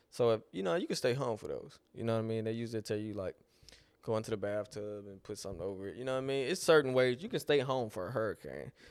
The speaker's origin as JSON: {"language": "English", "town": "Lake Charles", "region": "Louisiana", "country": "United States", "said": "I'm from Lake Charles, Louisiana."}